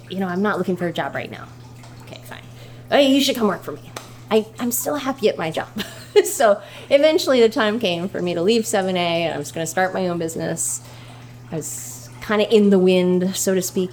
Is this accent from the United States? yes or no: yes; Martha's Vineyard, Massachusetts, United States; I grew up here on Martha's Vineyard, just around the corner on Music Street